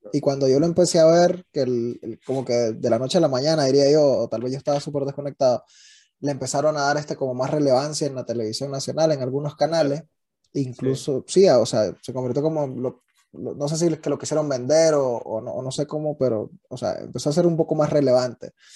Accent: Nueva Segovia, Nicaragua; yo soy de Gubilino a Segovia, en, en, el norte de Nicaragua, que es frontera con Honduras

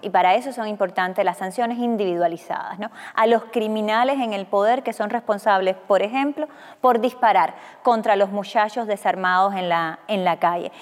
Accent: Cuba

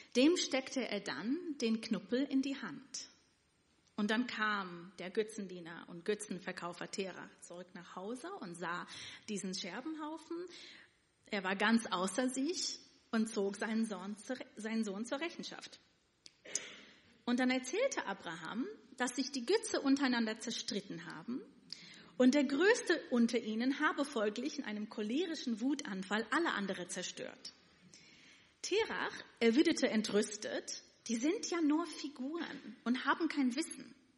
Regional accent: New York City, New York, United States; first language Yiddish; German is a second language; moved away as an adult; now in Germany; Ich bin in Williamsburg aufgewachsen

